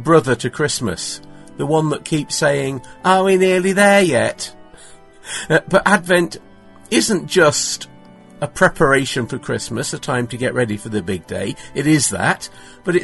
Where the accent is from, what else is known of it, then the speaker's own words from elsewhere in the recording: England, United Kingdom; also born or lived in Manchester, North West England; I'm from England.